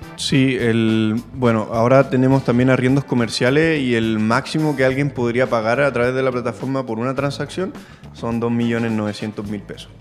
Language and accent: Spanish; San Felipe, Valparaíso, Chile; moved away as an adult; now in Santiago, Chile; Nosotros somos de San Felipe y llegamos a Santiago hace ocho años